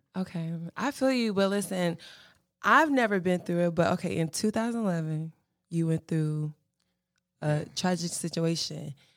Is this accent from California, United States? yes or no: no; Charlotte, North Carolina, United States; also born or lived in Fayetteville, North Carolina; I was born in Fayetteville, but I grew up in Charlotte